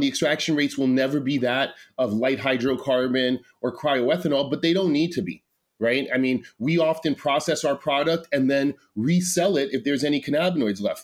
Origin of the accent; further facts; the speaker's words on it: New York City, New York, United States; moved away as an adult; also born or lived in California / Rochester, New York; I grew up in New York City. I grew up in Manhattan, a lot on the Lower East Side